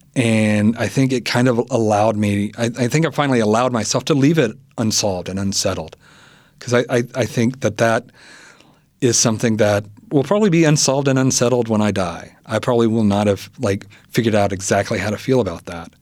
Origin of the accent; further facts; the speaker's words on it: Selmer, Tennessee, United States; my hometown, Selmer